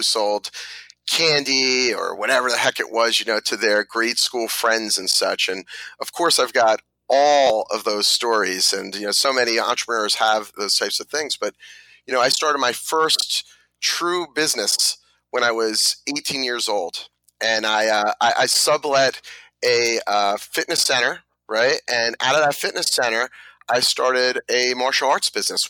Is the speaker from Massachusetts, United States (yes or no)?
no; New Jersey, United States; also born or lived in Brooklyn, New York; I was born in Brooklyn, like I think almost everybody else in New Jersey, and raised in New Jersey